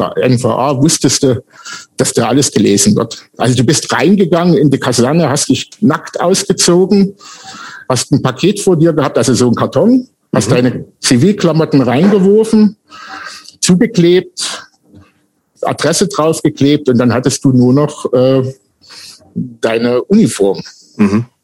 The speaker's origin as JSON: {"language": "German", "region": "Saxony", "country": "Germany", "tie": "born or raised there", "said": "Und da mein Ort, wo ich groß geworden bin, neben Wernesgrün war, sind wir eigentlich mit Wernesgrüner Bier groß geworden."}